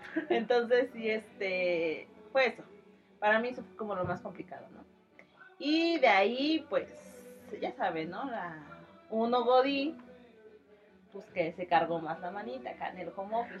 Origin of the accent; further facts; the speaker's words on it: Mexico; como mexicanos